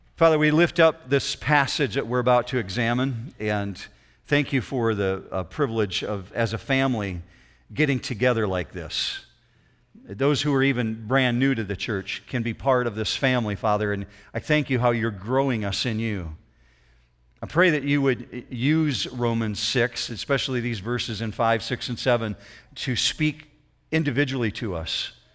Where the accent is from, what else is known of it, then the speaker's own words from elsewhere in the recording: Lake Michigan shore, west side of Michigan, United States; When I grew up in the, the west side of Michigan, I grew up on the Lake Shore of Lake Michigan